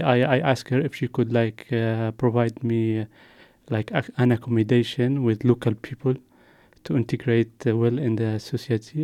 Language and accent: English; Yemen; moved away as an adult; also born or lived in Jordan; now in Luxembourg; I come from Yemen because there is war in Yemen